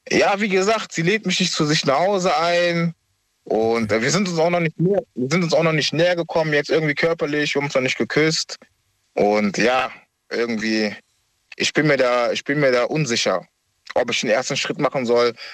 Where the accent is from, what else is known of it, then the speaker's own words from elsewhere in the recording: Düsseldorf, North Rhine-Westphalia, Germany; ich komme aus Düsseldorf.